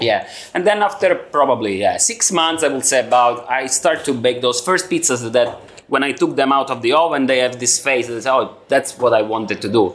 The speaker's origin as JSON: {"language": "English", "town": "Cosenza", "region": "Calabria", "country": "Italy", "also_born_or_lived": "Brno, Czech Republic", "moved": "as an adult", "lives_now": "Prague, Czech Republic"}